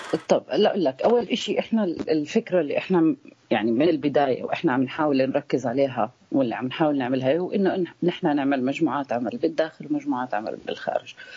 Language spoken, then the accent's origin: Arabic; Palestine; أنا حدا فلسطيني